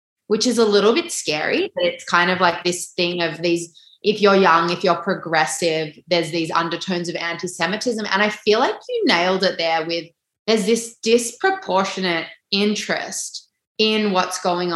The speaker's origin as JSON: {"language": "English", "country": "Australia", "said": "We are Australian. We are living on this land"}